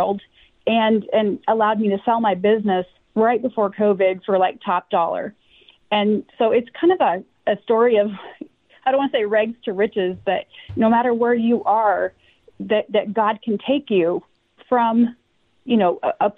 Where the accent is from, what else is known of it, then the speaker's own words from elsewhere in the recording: Washington, United States; I grew up in Washington State